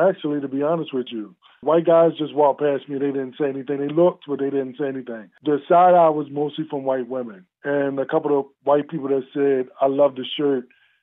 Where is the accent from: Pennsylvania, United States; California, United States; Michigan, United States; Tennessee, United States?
Pennsylvania, United States; Philadelphia; moved away as an adult; now in Johnstown, United States; Growing up in Philadelphia